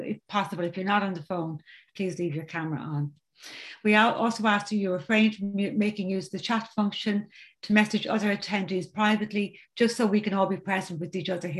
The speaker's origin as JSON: {"language": "English", "region": "County Dublin", "country": "Ireland", "said": "I'm from County Dublin in Ireland"}